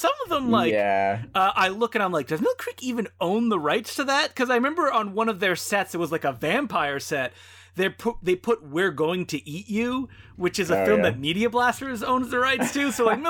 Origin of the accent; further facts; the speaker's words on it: Belgium; Oh yes, the popular Belgium films, my home country.